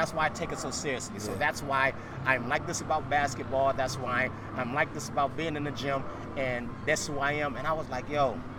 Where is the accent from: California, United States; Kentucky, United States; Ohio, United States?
Ohio, United States; Cleveland; And I say that for me because we're from East. We're from Cleveland. And we have LeBron.